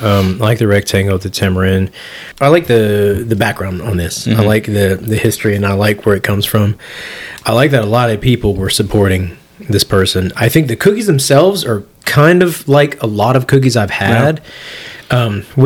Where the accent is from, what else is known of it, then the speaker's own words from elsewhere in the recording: United States; I'm very American, you know, Vietnam is in my heritage, mm-hmm. but I am Americanized as they go